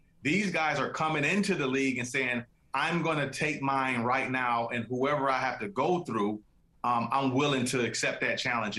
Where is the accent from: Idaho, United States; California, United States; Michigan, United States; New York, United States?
Michigan, United States; Detroit; my hometown Detroit Pistons